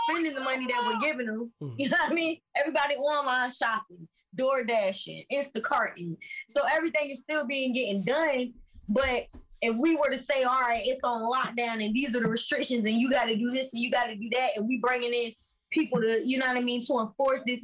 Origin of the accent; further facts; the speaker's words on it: Virginia Beach, Virginia, United States; I'm from Virginia Beach. Yeah. And I literally grew up on the ocean front